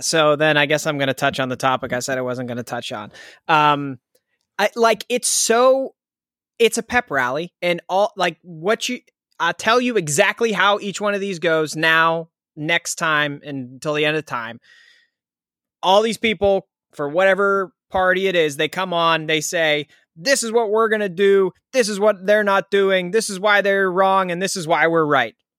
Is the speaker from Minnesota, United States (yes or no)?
no; Pittsburgh, Pennsylvania, United States; I'm from Pittsburgh